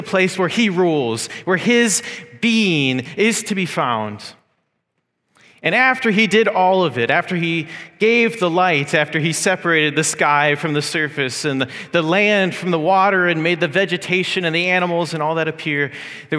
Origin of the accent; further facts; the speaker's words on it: United States; now in Mississauga, Canada; as an American